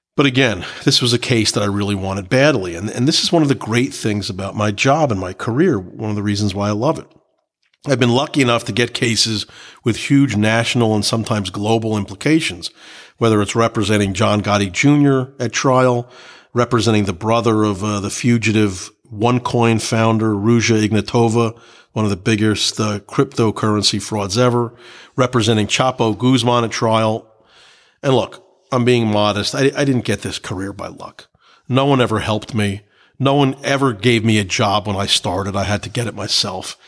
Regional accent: United States; also born or lived in New Jersey; as an American

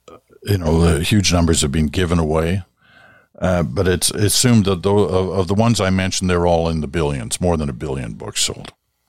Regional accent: England, United Kingdom; born there; also born or lived in Southeast Asia / Ottawa; I was born in England. Grew up in Southeast Asia. Then we moved to Ottawa.

